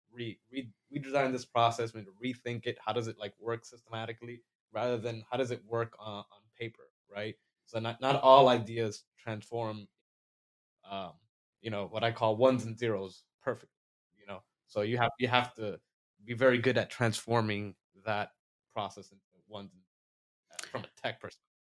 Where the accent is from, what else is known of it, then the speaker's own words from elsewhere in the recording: Florida, United States; we're from Florida